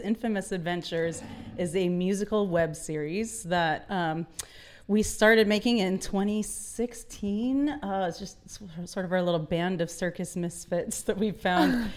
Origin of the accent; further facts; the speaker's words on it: Nashville, Tennessee, United States; We're all from Nashville